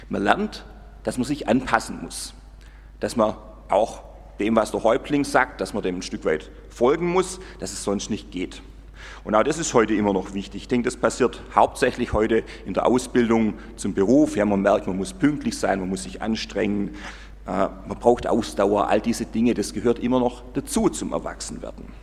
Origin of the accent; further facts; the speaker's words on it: Gomaringen, Baden-Württemberg, Germany; aber wir haben es auch gespielt in Gommaring, wo ich aufgewachsen bin, da gab es Burg, ein Schloss, wir haben da gewohnt, das war das Pfarrhaus